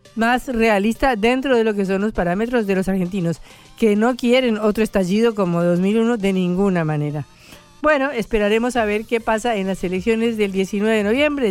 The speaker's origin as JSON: {"language": "Spanish", "country": "Colombia", "said": "yo soy colombiana"}